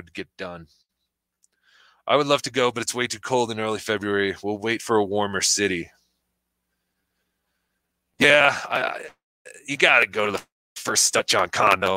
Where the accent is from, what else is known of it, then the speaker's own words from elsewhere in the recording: New Jersey, United States; now in Colorado, United States; I currently reside in the mountains of Colorado, but I'm from New Jersey.